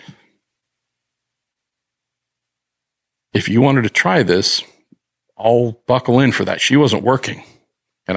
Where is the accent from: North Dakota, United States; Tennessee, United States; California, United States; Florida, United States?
California, United States; San Francisco Bay Area; growing up in the Bay Area is a pretty amazing thing